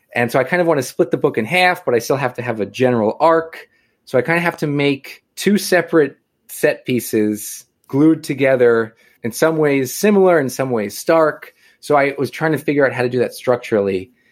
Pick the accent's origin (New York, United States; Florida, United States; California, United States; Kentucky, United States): New York, United States; Long Island; I am from Long Island, born and raised